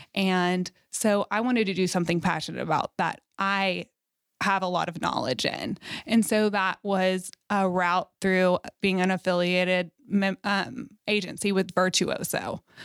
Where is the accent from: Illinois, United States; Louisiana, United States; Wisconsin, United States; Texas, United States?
Texas, United States; Fort Worth; Fort Worth is my hometown. I'm born and raised there